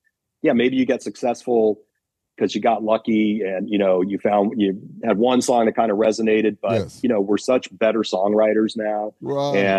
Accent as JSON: {"language": "English", "town": "Los Angeles", "region": "California", "country": "United States", "moved": "yes", "lives_now": "New Jersey, United States", "said": "So I and the rest of the band, we're all from Los Angeles"}